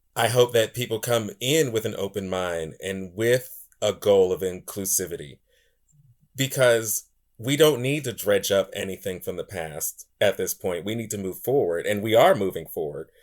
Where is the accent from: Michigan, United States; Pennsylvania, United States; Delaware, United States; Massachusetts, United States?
Pennsylvania, United States; Pittsburgh; I was born and raised in this city